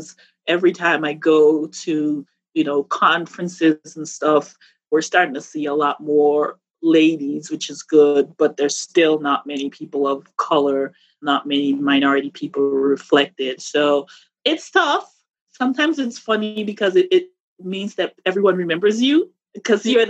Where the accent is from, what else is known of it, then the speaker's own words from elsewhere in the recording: Dominica; moved away as an adult; now in United States; I was born in Dominica in the Caribbean.